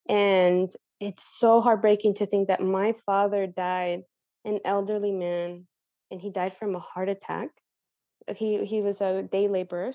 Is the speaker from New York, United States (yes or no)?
no; San Diego, California, United States; also born or lived in Mexico; I was born in Mexico, but I was raised in San Diego.